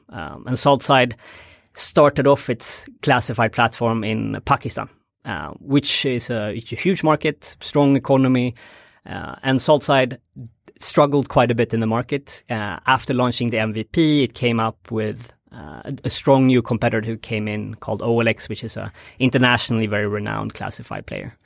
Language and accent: English; Stockholm, Stockholm County, Sweden; moved away as an adult; also born or lived in Bangladesh; I'm born and raised in Stockholm, uh, in the rural part of Stockholm